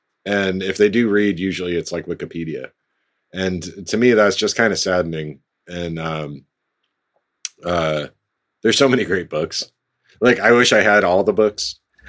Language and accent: English; United States; my home country